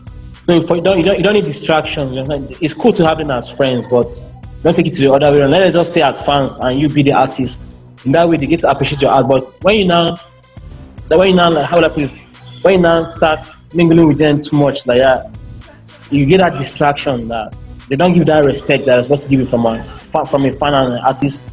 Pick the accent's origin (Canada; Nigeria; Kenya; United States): Nigeria; Benue; No, I'm from the food basket of the nation. I'm from Benin. That's the food basket of the nation.